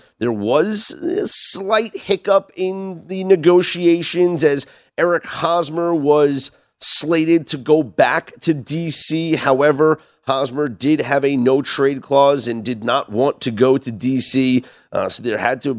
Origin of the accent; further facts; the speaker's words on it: New York, United States; growing up in New York also